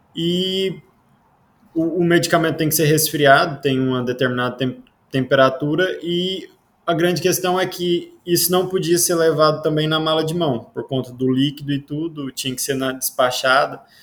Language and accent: Portuguese; Iporá, Goiás, Brazil; moved away as an adult; now in Portugal; Eu vim do Goiás, de uma cidade que se chama Iporá, uma cidadezinha pequena do Goiás, lá do interiorzinho.